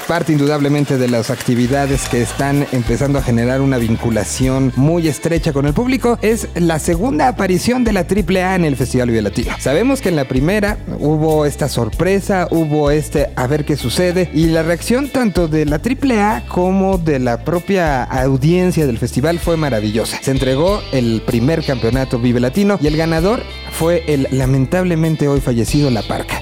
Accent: Mexico; como mexicanos

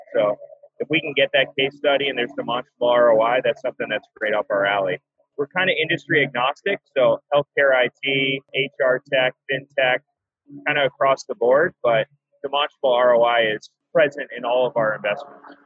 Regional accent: North Carolina, United States; also born or lived in Massachusetts; I grew up in North Carolina

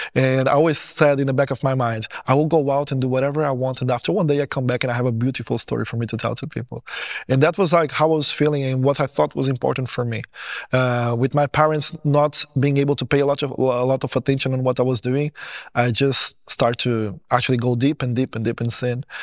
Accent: Portugal; English is a second language; also born or lived in Goiânia, Brazil; I born in Brazil in a city called Goiânia. When I was seven years old, my parents, they decided that they want to move to Portugal.

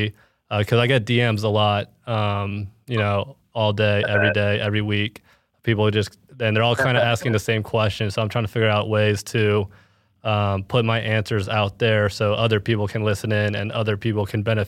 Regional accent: Plano, Texas, United States; now in Kansas City, United States; I'm from Plano, Texas. I'm a content creator in Kansas City

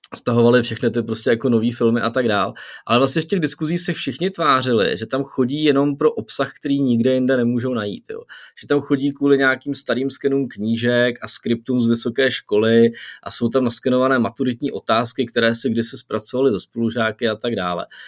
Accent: Czechia; u nás v Čechách

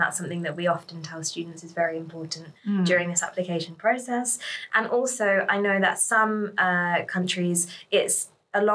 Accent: United Kingdom; now in Sweden; I can say this because I'm a British person.

